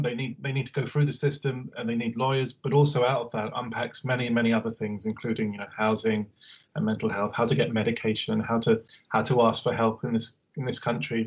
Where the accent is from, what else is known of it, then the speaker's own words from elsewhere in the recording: Harrow, London, United Kingdom; I'm from Harrow, Northwest London